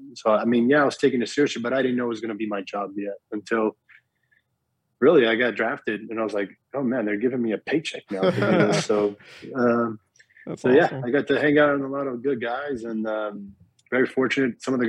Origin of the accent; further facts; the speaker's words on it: Miami, Florida, United States; also born or lived in Brazil; And when I grew up playing in Miami, you know, I knew the basics of baseball